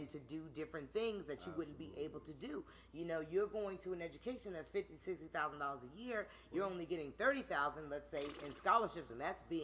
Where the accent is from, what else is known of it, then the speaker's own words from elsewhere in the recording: New Jersey, United States; moved away; also born or lived in Washington, D.C.; I'm from Jersey.